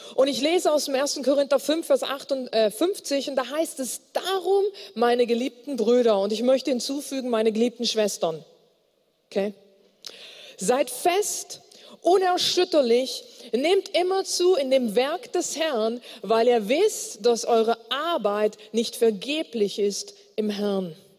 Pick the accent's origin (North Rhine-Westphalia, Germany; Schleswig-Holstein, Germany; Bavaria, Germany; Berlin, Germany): North Rhine-Westphalia, Germany; Bonn; ich komme aus Bonn